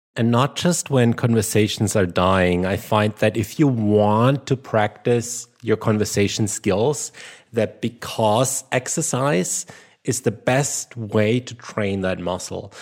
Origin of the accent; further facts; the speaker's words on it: Germany; accent: German; English is a second language; my German accent